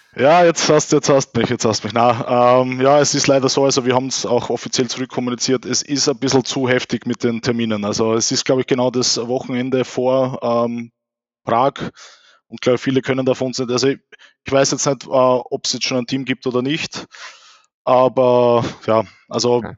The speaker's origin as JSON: {"language": "German", "country": "Austria", "said": "bei uns in Österreich"}